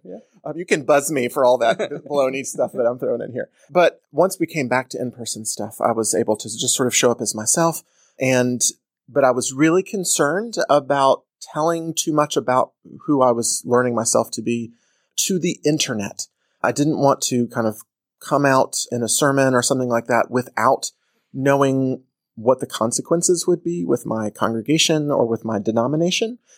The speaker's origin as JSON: {"language": "English", "town": "Atlanta", "region": "Georgia", "country": "United States", "tie": "born or raised there", "said": "I grew up in Atlanta"}